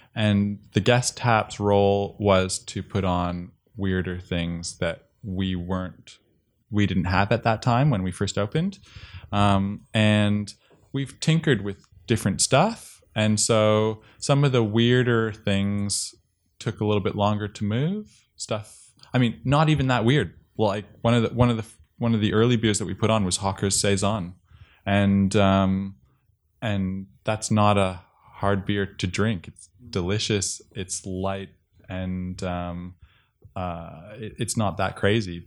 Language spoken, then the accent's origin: English; Toronto, Ontario, Canada; moved away as an adult; now in Australia; I grew up and lived in Toronto for most of my life